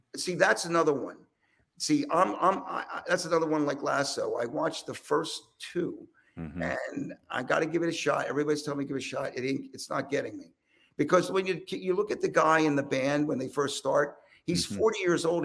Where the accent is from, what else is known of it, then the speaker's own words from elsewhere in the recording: Philadelphia, Pennsylvania, United States; I'm from Philly